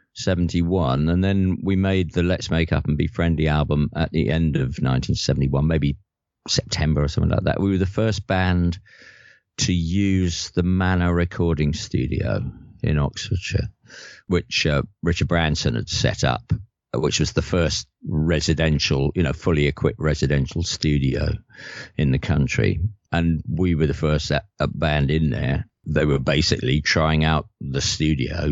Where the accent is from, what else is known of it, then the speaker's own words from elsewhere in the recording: London, United Kingdom; moved away as an adult; also born or lived in Liverpool; I'm from from North London